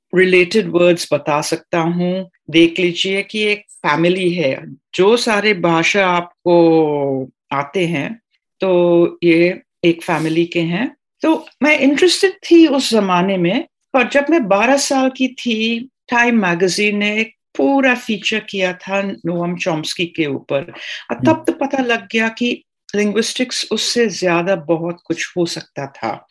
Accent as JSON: {"language": "Hindi", "country": "Trinidad & Tobago", "tie": "born or raised there", "first_language": "Trinidadian Creole", "second_language": "Hindi", "moved": "yes", "lives_now": "India", "said": "West Indies में ट्रिनेडाद और मैं पांचवी पीढ़ी हूँ इंडिया से"}